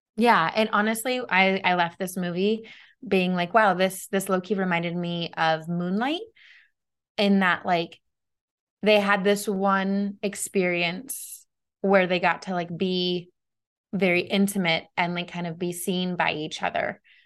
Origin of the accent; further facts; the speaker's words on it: United States; as an American